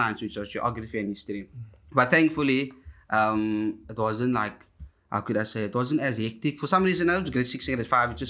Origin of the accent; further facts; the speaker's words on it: Cape Town, Western Cape, South Africa; now in Lotus River, Cape Town, South Africa; 25 years old, born and raised in Alsace River, you know, from the suburbs, from the streets, you know, all my life in Alsace River.